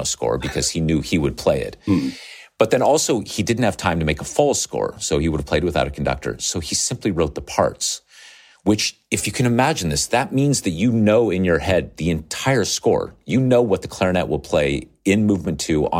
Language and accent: English; Nevada, United States; I grew up in Nevada on the west coast of the United States.